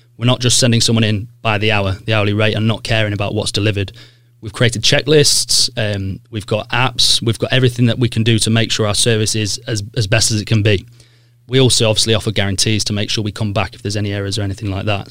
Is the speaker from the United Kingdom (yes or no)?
yes; Sheffield, Yorkshire and the Humber, United Kingdom; moved away as an adult; also born or lived in Leicester / London; I grew up in Broomhill in S ten